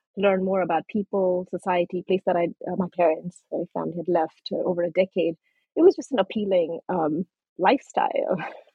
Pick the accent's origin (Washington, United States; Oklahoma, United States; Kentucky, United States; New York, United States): Kentucky, United States; also born or lived in Nepal; As you know, I was born in Nepal. And my family came to the US when I was 13. We settled in Kentucky. So yes, growing up in a small, tight-knit Nepali migrant community in Kentucky